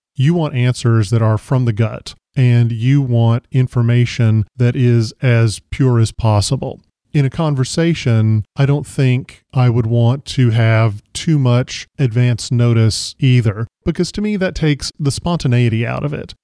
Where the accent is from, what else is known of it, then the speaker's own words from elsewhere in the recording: the South, United States; I grew up in the South